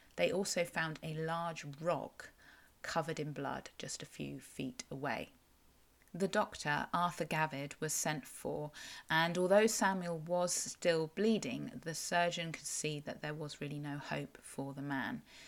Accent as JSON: {"language": "English", "area": "Cornwall", "region": "South West England", "country": "United Kingdom", "said": "I'm a Cornish writer and blogger"}